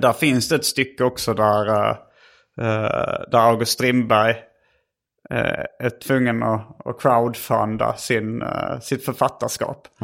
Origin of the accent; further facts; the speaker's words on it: Sweden; jag var från Sverige